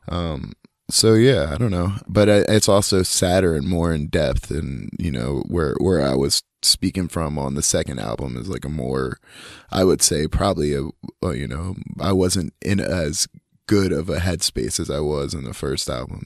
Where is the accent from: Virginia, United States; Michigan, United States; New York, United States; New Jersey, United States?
New Jersey, United States; Union; now in North Carolina, United States; growing up in Union was super cool. It's, uh, I feel like I'm glad that I grew up there, and I'm also glad that I don't fucking live there anymore.